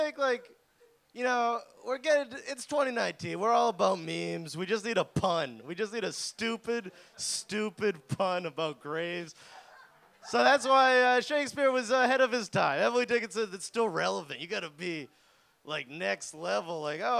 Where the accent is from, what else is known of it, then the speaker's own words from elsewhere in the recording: Ireland; I've also been suicidal, but I'm Irish.